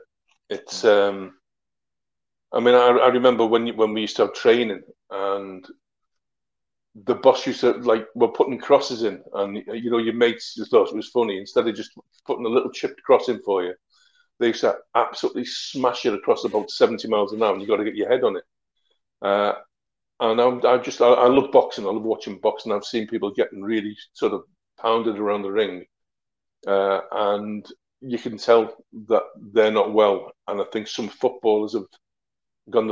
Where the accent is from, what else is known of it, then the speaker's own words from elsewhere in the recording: Merseyside, North West England, United Kingdom; also born or lived in Wrexham; I'm from Merseyside